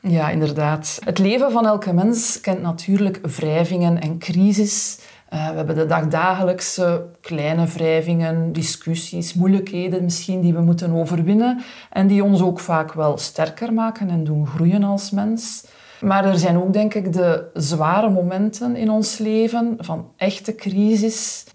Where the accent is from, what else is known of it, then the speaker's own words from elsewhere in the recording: Aalst, Flanders, Belgium; ik in mijn thuisstad Aalst kunnen beginnen werken